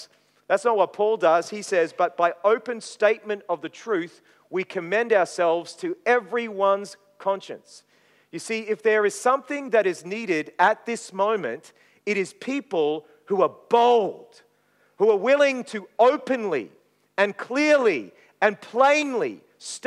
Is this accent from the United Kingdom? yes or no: no; Maryborough, Queensland, Australia; also born or lived in Brisbane; I grew up in Maryborough in Queensland